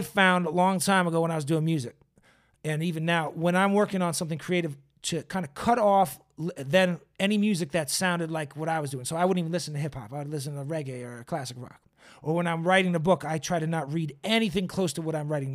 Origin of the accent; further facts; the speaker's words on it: Boston, Massachusetts, United States; now in Los Angeles, United States; I'm a transplant from Boston